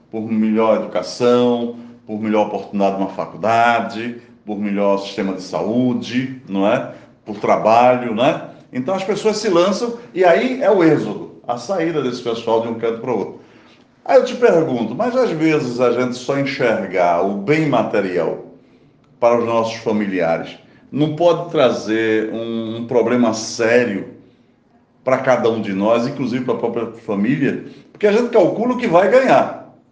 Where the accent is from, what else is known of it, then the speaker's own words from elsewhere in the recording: Pernambuco, Brazil; moved away; also born or lived in São Paulo; E eu também emigrei de Pernambuco